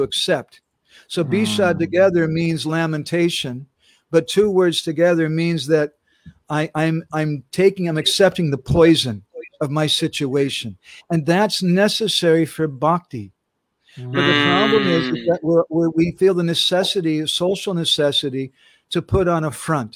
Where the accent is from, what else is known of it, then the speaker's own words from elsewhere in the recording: United States; moved away as an adult; now in India; I was born and raised in America